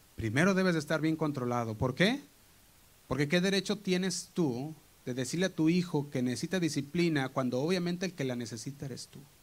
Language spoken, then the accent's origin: Spanish; Guadalajara, Jalisco, Mexico; moved away; nosotros ah, venimos de Guadalajara y íbamos a la iglesia Casa Oración Guadalajara. Y el grupo de jóvenes que estábamos ahí